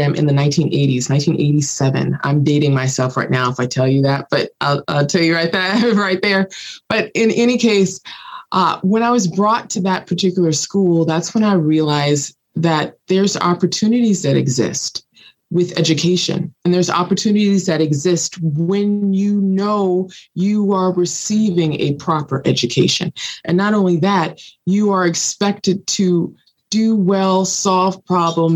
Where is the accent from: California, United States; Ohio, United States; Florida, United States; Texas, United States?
California, United States; Los Angeles; growing up in South Los Angeles in the middle of poverty.